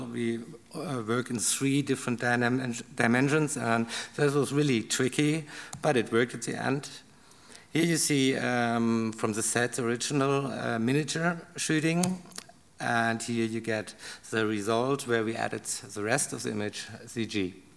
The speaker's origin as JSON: {"language": "English", "town": "Karlsruhe", "region": "Baden-Württemberg", "country": "Germany", "second_language": "English", "said": "I'm from Karlsruhe, so it's okay to work in Stuttgart"}